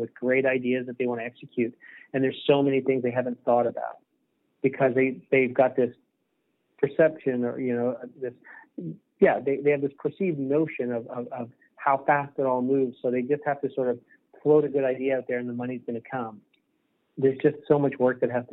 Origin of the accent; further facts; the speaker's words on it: Eastern Canada, Canada; I'm from Eastern Canada